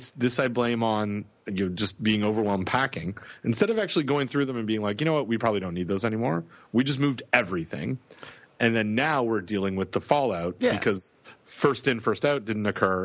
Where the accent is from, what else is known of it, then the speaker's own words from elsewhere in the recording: Canada; me being Canadian